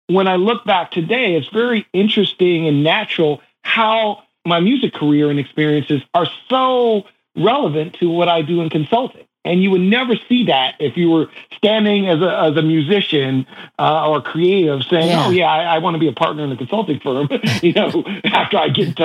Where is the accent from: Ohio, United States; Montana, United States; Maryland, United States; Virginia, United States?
Ohio, United States; Shaker Heights; moved away; I was a kid from Shaker Heights, Ohio